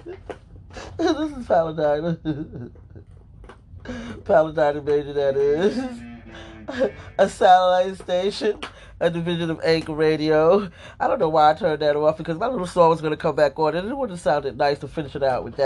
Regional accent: United States; now in Pennsylvania, United States; I'm an American

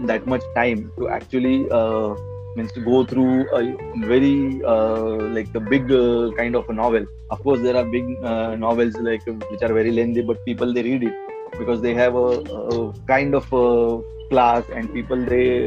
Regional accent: India; first language Marathi; English is a second language; in india the first language of we indians is not english okay mm. So, like uh, my mother tongue is Marathi. I speak Hindi also.

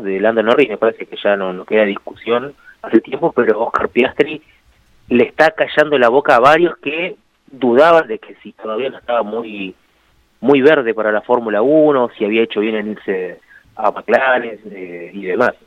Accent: Argentina; acá en Argentina

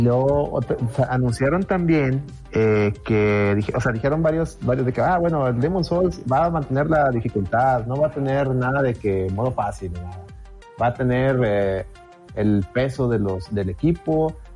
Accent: Monterrey, Nuevo León, Mexico; somos de Monterrey

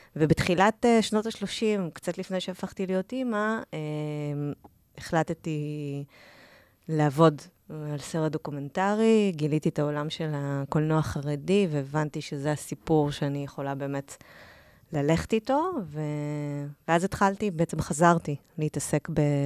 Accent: Or Yehuda, Tel Aviv District, Israel; moved away as an adult; now in Tel Aviv, Israel; גדלתי באור יהודה, לא רחוק מתל אביב

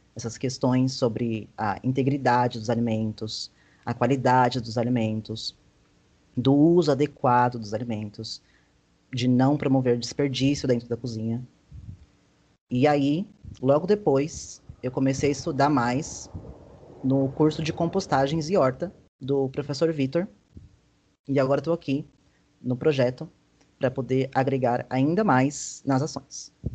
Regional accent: Guarulhos, São Paulo, Brazil; moved away as an adult; now in João Pessoa, Brazil; eu sou de Guarulhos, São Paulo, e vim para João Pessoa para cursar gastronomia aqui na UFPB

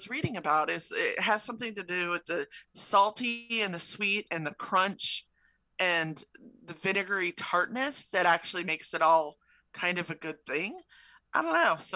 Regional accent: Chicago, Illinois, United States; It's something I grew up with in Chicago.

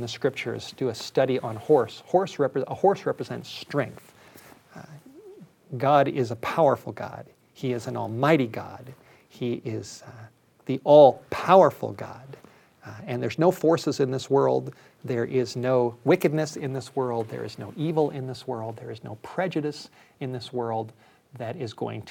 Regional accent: Los Angeles, California, United States; I grew up in Los Angeles

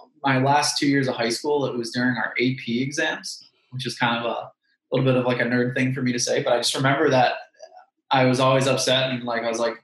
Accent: Massachusetts, United States; I'm from Massachusetts

